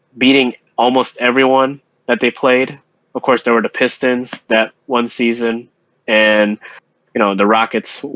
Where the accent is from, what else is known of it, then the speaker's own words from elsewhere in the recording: Philippines; moved away; our home country, the Philippines, for our listeners, we are Filipino